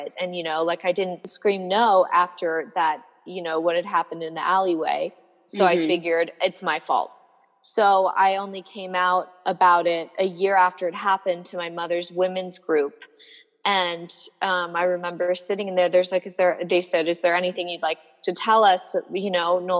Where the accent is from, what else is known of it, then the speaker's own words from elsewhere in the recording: Boulder, Colorado, United States; I was born in Boulder, Colorado